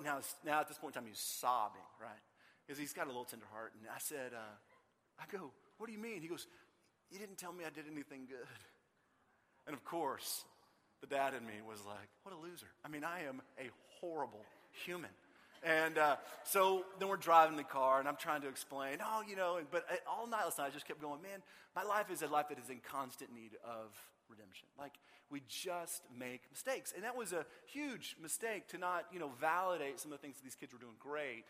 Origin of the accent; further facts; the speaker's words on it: Austin, Texas, United States; I grew up in Austin